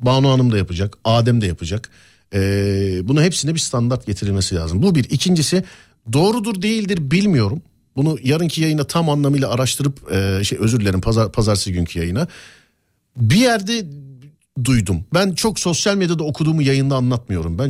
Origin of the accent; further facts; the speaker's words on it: Istanbul, Turkey; also born or lived in Üsküdar, Istanbul; Abi ben Şişliliyim. Üsküdar'da, e, yaşıyorum bir dönemdir. Ama Şişliliyim.